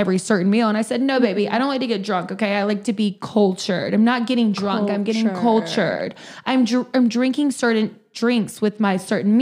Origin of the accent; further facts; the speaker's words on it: the South, United States; I'm from the South